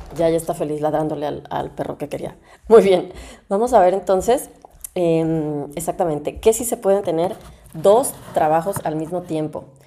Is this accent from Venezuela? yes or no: no; Mexico; moved away as an adult; now in Germany; soy mexicana y además de aventurarme en el mundo de la medicina, también decidí mudarme a Alemania a hacer mi especialidad médica